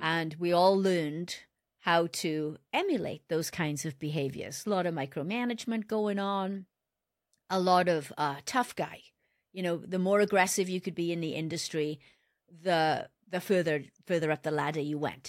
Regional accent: Wales, United Kingdom; moved away as an adult; I was born in Wales, and I started my career with Botswana Automotive

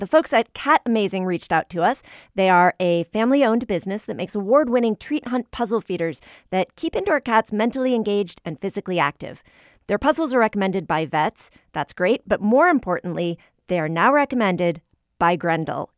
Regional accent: New England, United States; I'm, I'm from New England, so I tend to default to an aw sound when I, when I speak

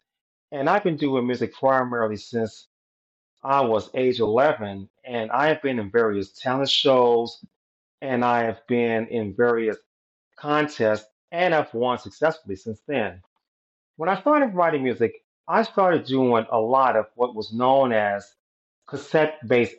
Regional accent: Chicago, Illinois, United States; I was born in Chicago, Illinois

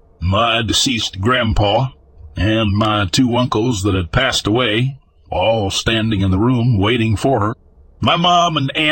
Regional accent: the South, United States; As you can tell, I'm from the South.

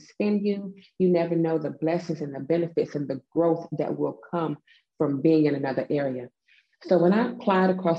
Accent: the South, United States; accent: Southern; I am from the South. I'm a whole Southern lady

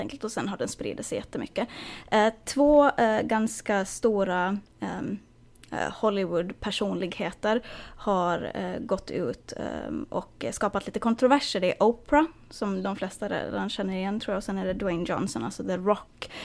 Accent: Finland; now in United States; hemma i Finland

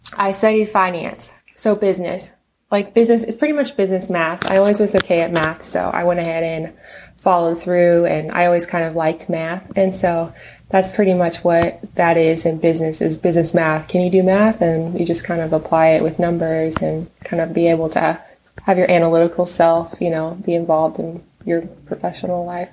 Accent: Texas, United States; moved away as an adult; now in West Coast, United States; I'm originally from Texas and they moved me out here

